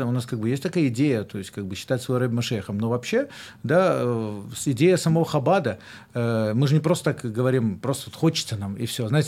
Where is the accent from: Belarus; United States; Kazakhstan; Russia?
Belarus; даже это я сам с Беларуси